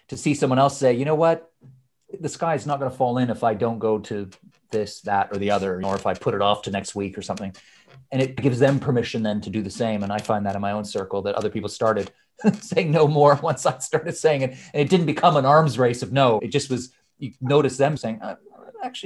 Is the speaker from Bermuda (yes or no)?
no; Canada; moved away as an adult; also born or lived in Scotland / Edinburgh; now in London, United Kingdom; I was born in Scotland, but I grew up in Canada